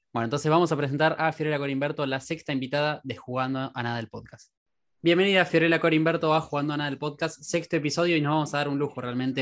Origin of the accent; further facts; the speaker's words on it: Quilmes, Buenos Aires Province, Argentina; Quilmes, digo porque soy también de, la localidad